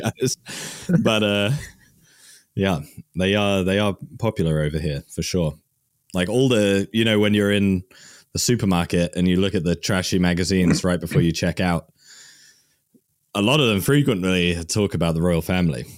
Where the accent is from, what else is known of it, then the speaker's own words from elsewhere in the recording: Worcester, West Midlands, United Kingdom; I'm from Worcester, England